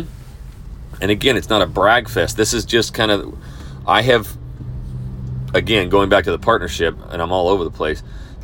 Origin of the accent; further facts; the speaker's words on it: North Idaho, United States; moved away as an adult; also born or lived in Texas; now in Houston, United States; my hometown per se in North Idaho